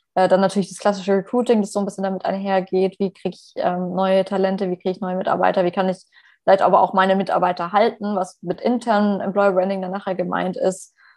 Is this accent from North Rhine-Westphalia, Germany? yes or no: no; Stuttgart, Baden-Württemberg, Germany; moved away as an adult; now in Paris, France; ich komme ja ursprünglich aus Stuttgart